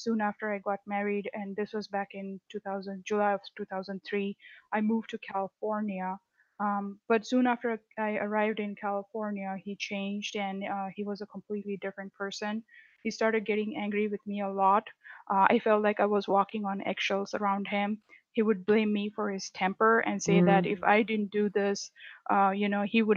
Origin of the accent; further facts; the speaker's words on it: India; moved away as an adult; now in United States; I'm originally from India, so I was born and raised in India